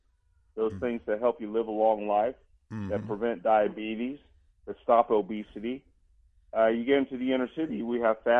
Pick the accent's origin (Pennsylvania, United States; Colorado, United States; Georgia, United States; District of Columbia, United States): Georgia, United States; Columbus; I'm from Georgia, so in and I was out. Yeah, I was born in Columbus.